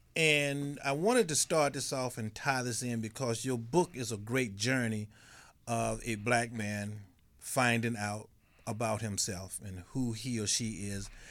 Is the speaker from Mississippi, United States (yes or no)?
yes; Mississippi, United States; in my country, Mississippi